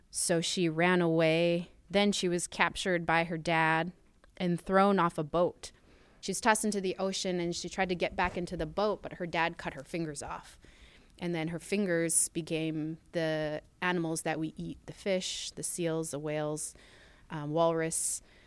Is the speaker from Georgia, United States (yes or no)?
no; Utqiagvik, Alaska, United States; I grew up in Utkervik. Um, it's the northernmost city in the United States